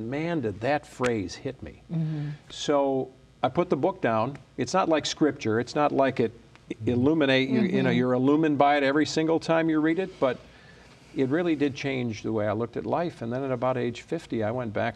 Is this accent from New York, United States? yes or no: no; Chicago, Illinois, United States; moved away as an adult; now in Michigan, United States; So I grew up in Chicago. Left when I was about 18, 19 years old